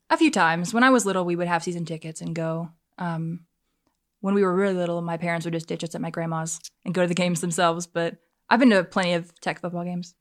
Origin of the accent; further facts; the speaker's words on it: Fort Mill, South Carolina, United States; I grew up in Baxter, if you're familiar with the Fort Mill area.